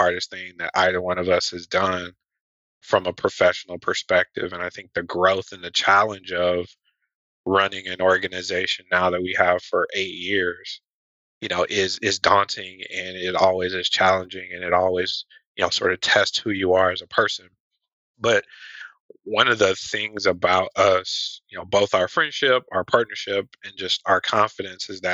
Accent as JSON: {"language": "English", "town": "Atlanta", "region": "Georgia", "country": "United States", "tie": "born or raised there", "said": "born and raised in Atlanta, Georgia"}